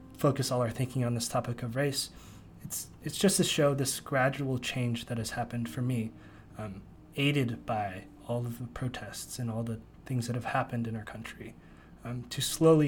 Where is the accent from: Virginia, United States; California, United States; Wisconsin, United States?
California, United States; Bay Area; moved away; also born or lived in Princeton, New Jersey; I grew up in the Bay Area